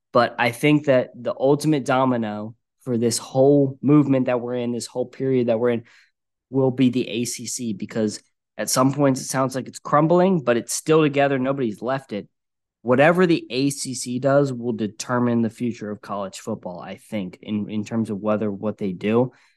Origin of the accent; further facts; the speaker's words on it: Virginia, United States; I grew up around Virginia